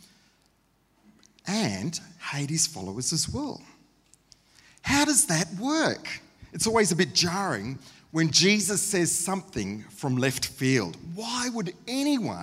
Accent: Queensland, Australia; also born or lived in Sydney, New South Wales; Passionate Queenslanders

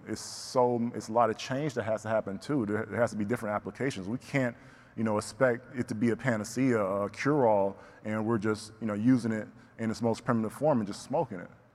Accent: the South, United States; growing up in the South, Bible Belt

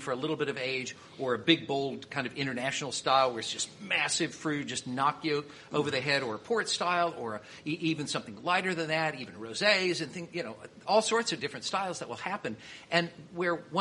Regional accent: Missouri, United States; I'm from Missouri

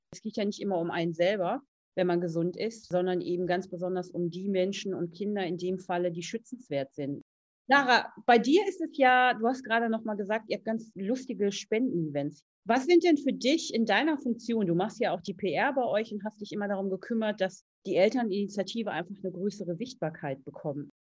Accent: Essen, North Rhine-Westphalia, Germany; Ich komme ja aus Essen

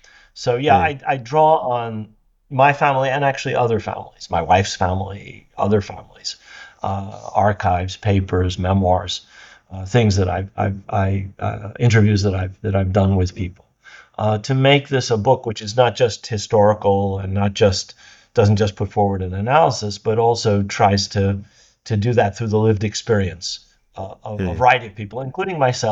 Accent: United States; born there; also born or lived in Arab world; My family is originally from Jerusalem. I was born in the United States because my father couldn't go back after 1948 to Palestine

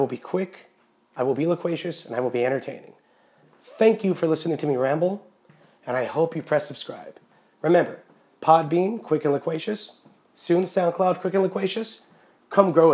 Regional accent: Yreka, California, United States; also born or lived in Los Angeles, California; Moved to a very, very quiet country community called Yreka, California

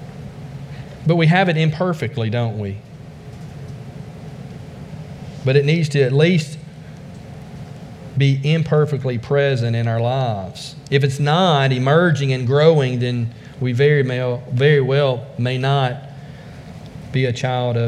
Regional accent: the South, United States; also born or lived in China; I'm from the South

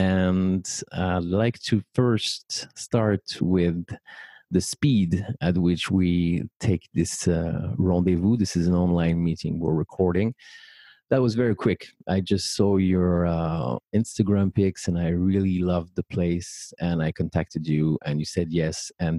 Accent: Paris, Île-de-France, France; born or raised there

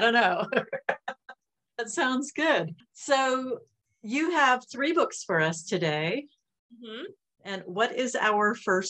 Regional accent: Florida, United States; being a Florida girl, we don't do much hockey down here.

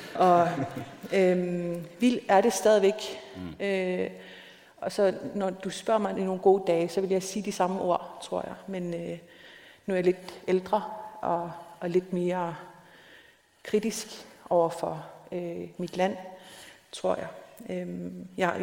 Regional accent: Nanortalik, Greenland; min hjemby, Nanokdalik, øh, som er den sydligste by i Grønland

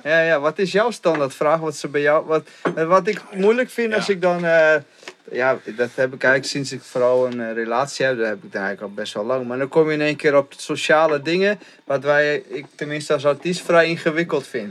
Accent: Friesland, Netherlands; ik kom zo uit Friesland

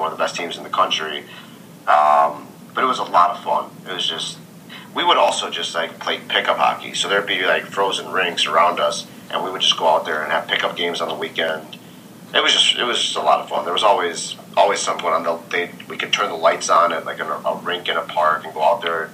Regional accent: Minneapolis, Minnesota, United States; I grew up in Minneapolis, Minnesota

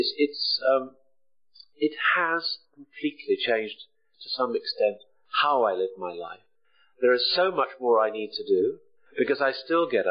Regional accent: the Wirral, North West England, United Kingdom; now in Bristol, United Kingdom; I'm a lad from the Wirral who doesn't have a Scouse accent

